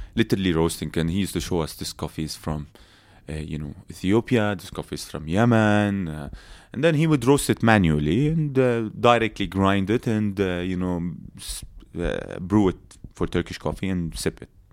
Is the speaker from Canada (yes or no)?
no; Abu Dhabi, United Arab Emirates; also born or lived in Palestine; we grew up in Abu Dhabi